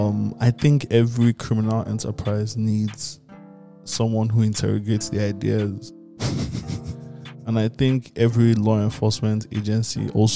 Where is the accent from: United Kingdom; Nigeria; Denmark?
Nigeria; as a Nigerian